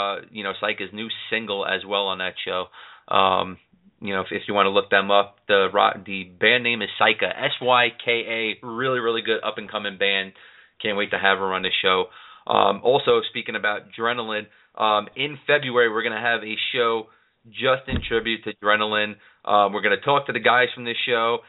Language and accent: English; New York City, New York, United States; I am from the New York City area.